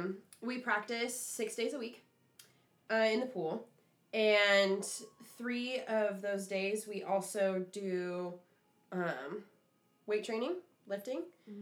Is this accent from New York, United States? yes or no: no; Grants Pass, Oregon, United States; I'm from Grants Pass, by the way. That's in Southern Oregon.